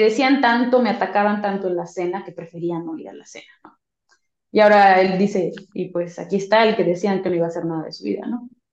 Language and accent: Spanish; Mexico; como latinos mexicanos